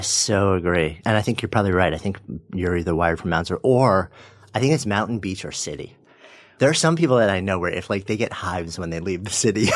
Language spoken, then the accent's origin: English; Port Washington, New York, United States; I grew up in Port Washington